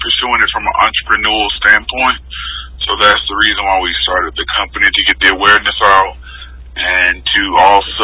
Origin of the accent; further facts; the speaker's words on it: Georgia, United States; moved away as an adult; also born or lived in Virginia / Pensacola, Florida; Moved back to my home state of Georgia